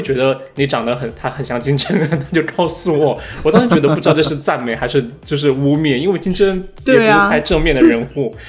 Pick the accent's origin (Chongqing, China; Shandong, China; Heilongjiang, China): Chongqing, China; 我就是重庆的，不要说我是云贵川，